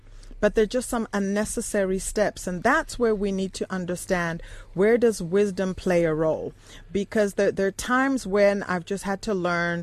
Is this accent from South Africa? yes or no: yes; South Africa; I'm a South African, I'm a Sotho